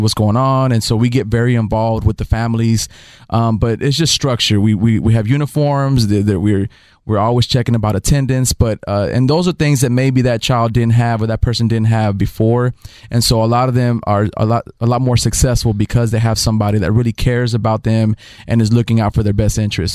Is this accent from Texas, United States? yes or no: yes; Dallas, Texas, United States; moved away as an adult; also born or lived in Oklahoma; now in Houston, United States; I was raised in Dallas